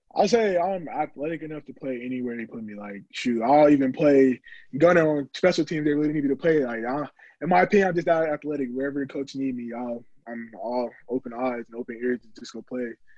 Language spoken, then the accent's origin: English; Orlando, Florida, United States; I was born in Orlando, Florida.